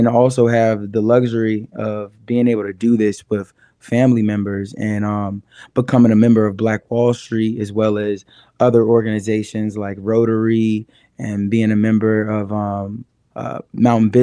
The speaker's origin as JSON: {"language": "English", "town": "Richmond", "region": "Virginia", "country": "United States", "also_born_or_lived": "New York City", "moved": "yes", "lives_now": "Asheville, United States", "said": "I'm from Richmond, Virginia originally, but I moved to New York City and I lived out there for 4 years."}